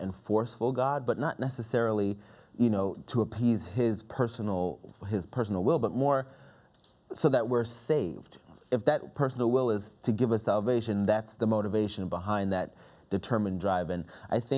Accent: New York, United States; now in Maryland, United States; I'm originally from New York, living here in Maryland

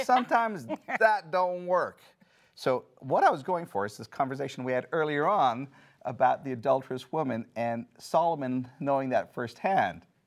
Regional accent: India; moved away; I grew up in India.

